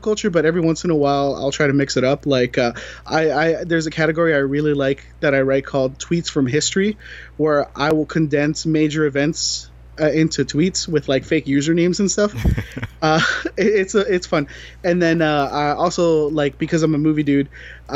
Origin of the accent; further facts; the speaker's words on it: Florida, United States; now in San Diego, United States; I'm from Florida and live in California